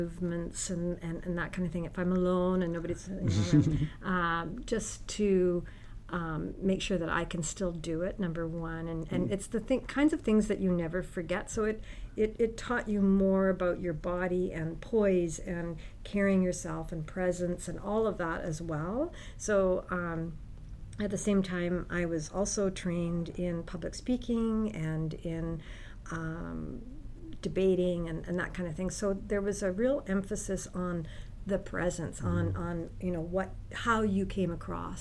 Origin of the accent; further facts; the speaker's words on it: Victoria, British Columbia, Canada; now in Mission, Canada; My original hometown is Victoria, British Columbia. I grew up in a very large family